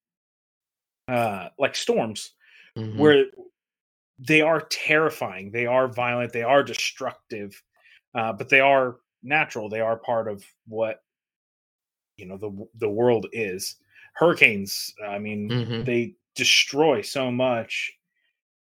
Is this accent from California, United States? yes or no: no; South Florida, United States; I grew up in South Florida, so I know my way around hurricane